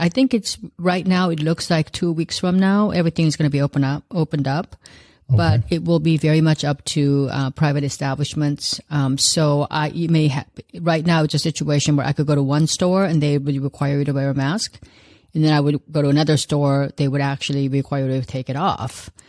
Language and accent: English; South Korea; also born or lived in Los Angeles; now in United States; It's a long story, but I immigrated here from South Korea back in 1971, and then from there to Los Angeles. I lived there for most of my life, and I still live there part of the time.